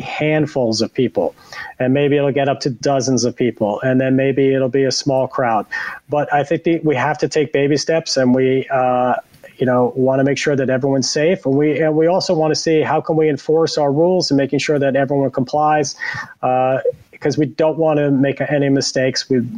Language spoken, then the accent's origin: English; outside of New York City, United States; moved away as an adult; also born or lived in North Carolina; I grew up outside of New York City